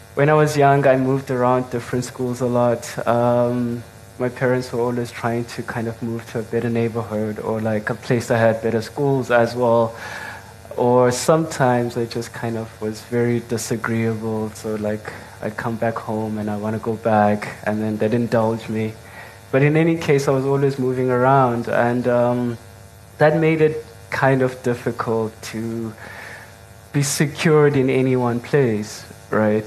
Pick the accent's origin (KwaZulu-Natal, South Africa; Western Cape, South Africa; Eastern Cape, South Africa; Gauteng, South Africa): Eastern Cape, South Africa; King William's Town; I'm originally from the Eastern Cape, King Williamstown